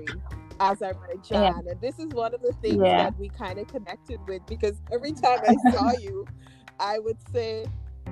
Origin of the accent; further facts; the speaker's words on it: Guyana; I'm from Guyana. It's in South America